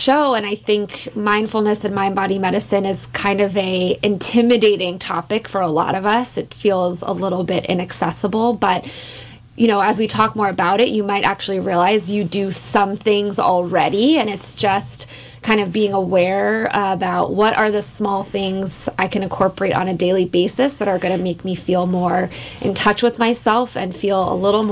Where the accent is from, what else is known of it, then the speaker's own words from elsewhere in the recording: East Bay area, California, United States; moved away as an adult; also born or lived in San Francisco; now in Mendocino County, United States; I am a lifelong California resident. I grew up in the East Bay area